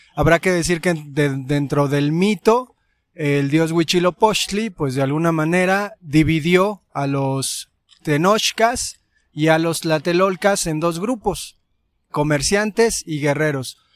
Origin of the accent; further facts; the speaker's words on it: Mexico; como mexicanos